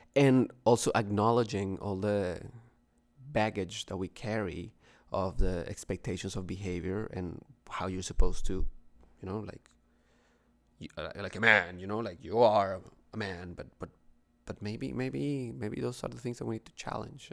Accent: Bogotá, Bogotá Capital District, Colombia; now in Toronto, Canada; from, from Colombia, from Bogotá

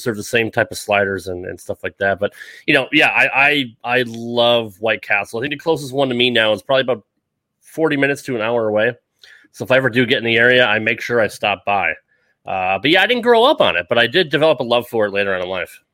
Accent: Connecticut, United States; moved away; I grew up in Connecticut in the Northeast

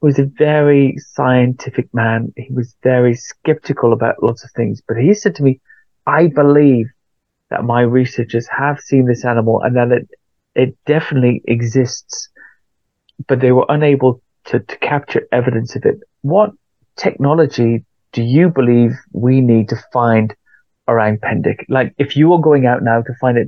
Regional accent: Wales, United Kingdom; now in London, United Kingdom; I'm from Wales

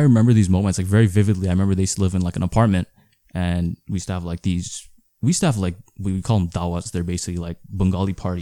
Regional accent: Maple, Ontario, Canada; also born or lived in Toronto; now in Brampton, Canada; I went to school there, um, until grade eight, and then we moved to Maple

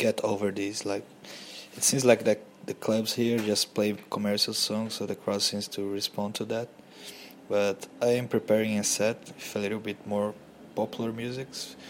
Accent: Brazil; moved away as an adult; now in New Zealand; from Brazil

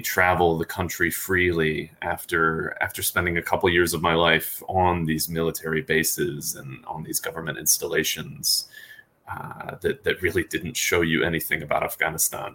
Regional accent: United States; as an American

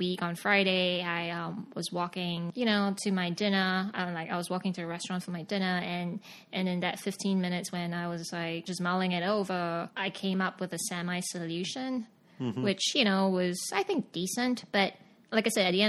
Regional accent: Singapore; moved away as an adult; also born or lived in Sydney, Australia / Beijing, China; now in New York, United States; I'm from Singapore. I got born and bred and grew up and studied and did everything in Singapore

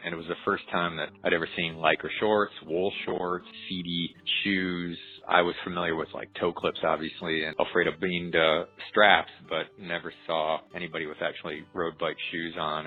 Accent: United States; I grew up in the Quad Cities

